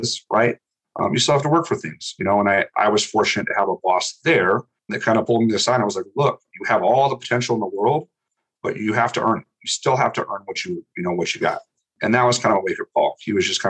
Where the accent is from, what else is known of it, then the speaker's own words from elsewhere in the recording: Montana, United States; being from Montana